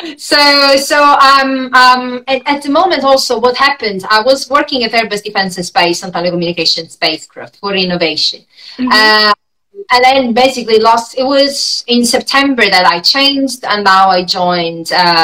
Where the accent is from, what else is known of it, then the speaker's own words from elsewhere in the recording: Italy; accent: Italian; moved away as an adult; also born or lived in Berlin, Germany; when I moved from Italy, because I'm Italian, you can tell from my accent